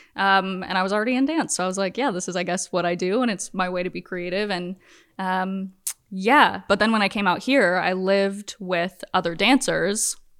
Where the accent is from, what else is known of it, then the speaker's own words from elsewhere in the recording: Virginia, United States; moved away as an adult; now in Los Angeles, United States; I'm from Virginia, but I've been in L A for, like, ten years.